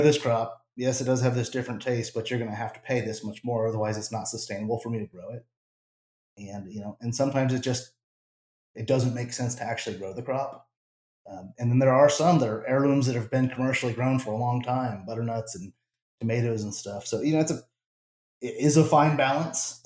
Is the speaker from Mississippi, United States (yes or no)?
no; New Mexico, United States; moved away; also born or lived in Southern Arizona; I'm originally from Southern Arizona and then grew up in New Mexico